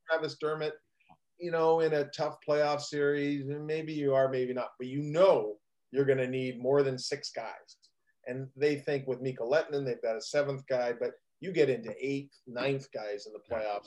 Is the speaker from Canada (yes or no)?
yes; Hamilton, Ontario, Canada; I'm from Hamilton